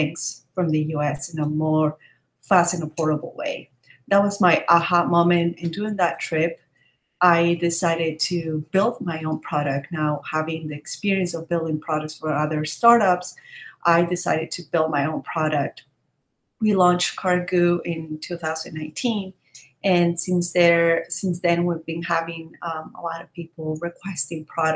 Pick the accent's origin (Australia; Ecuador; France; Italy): Ecuador; I'm from Ecuador